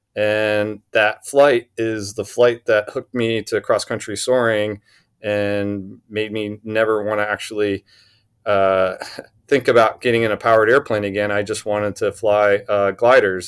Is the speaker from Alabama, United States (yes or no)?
yes; Huntsville, Alabama, United States; I grew up in Huntsville, Alabama